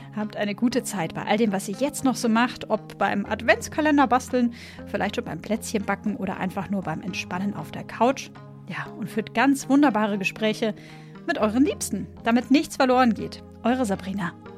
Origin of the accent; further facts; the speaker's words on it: Southern Germany, Germany; moved away; ich komme ursprünglich aus Süddeutschland